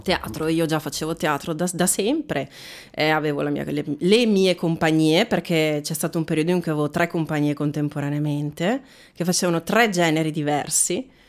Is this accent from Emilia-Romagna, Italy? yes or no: no; Veneto, Italy; moved away as an adult; now in Bergamo, Italy; io sono, ci tengo a dirlo, sono veneta. Oh. Veneta di origini, bergamasca.